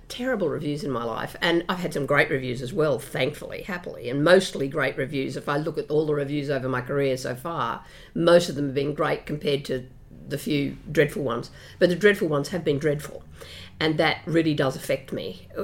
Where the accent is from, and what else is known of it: Brisbane, Queensland, Australia; born or raised there